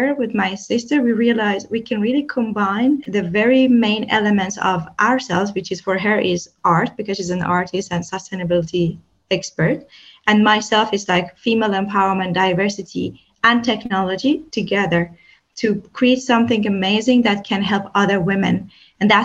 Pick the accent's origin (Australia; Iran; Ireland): Iran; I come from Iran